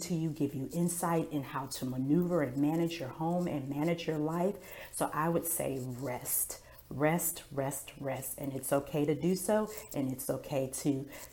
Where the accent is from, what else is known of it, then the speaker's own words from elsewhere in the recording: Milwaukee, Wisconsin, United States; now in Duncan, United States; I am originally from Milwaukee, Wisconsin